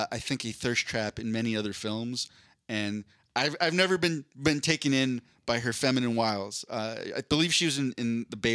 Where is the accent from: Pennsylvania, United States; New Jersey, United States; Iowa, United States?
Pennsylvania, United States; Philadelphia; grew up in Philadelphia